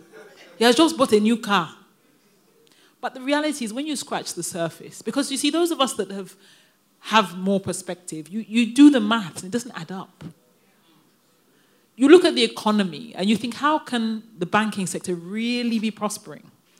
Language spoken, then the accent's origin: English; London, United Kingdom; moved away as an adult; now in Nigeria; a Nigerian child born and raised in London